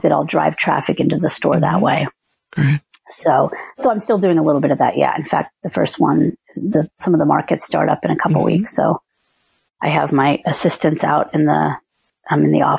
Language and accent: English; New Jersey, United States; moved away; I grew up in New Jersey.